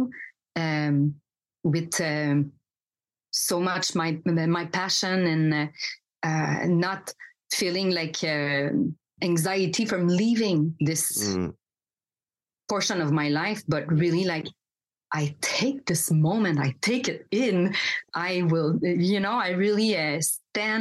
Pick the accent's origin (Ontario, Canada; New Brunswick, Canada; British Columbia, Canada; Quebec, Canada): Quebec, Canada; I grew up in Quebec